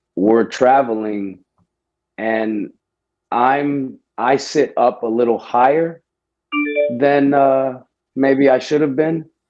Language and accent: English; Houston, Texas, United States; I'm from Houston, Texas.